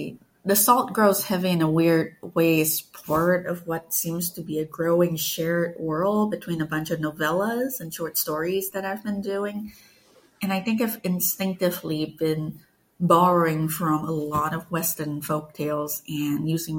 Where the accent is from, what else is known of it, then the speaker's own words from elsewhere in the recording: Malaysia; I grew up in Malaysia. It was a really, was and still is really a multicultural country. I grew up with stories and legends from like Chinese communities, Malay communities, indigenous communities, everything.